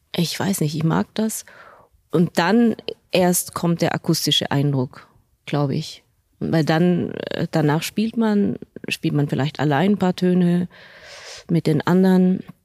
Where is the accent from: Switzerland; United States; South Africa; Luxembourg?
Switzerland; moved away as an adult; also born or lived in Basel / Berlin; now in Munich, Germany; aus dieser beschaulichen Schweiz. Also das ist ja natürlich meine Heimat